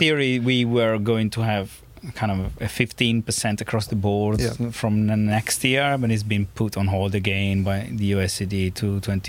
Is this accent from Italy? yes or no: yes; Monza, Lombardy, Italy; English is a second language; moved away; I'm from Monza.